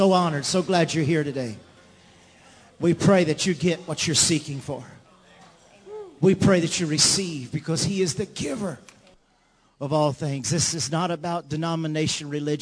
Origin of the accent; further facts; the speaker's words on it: Louisiana, United States; we're from Louisiana